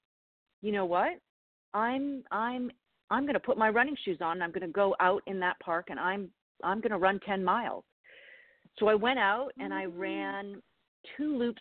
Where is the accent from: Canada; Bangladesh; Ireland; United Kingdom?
Canada; moved away as an adult; also born or lived in Toronto; now in New York, United States; I'm Canadian, and I grew up in Canada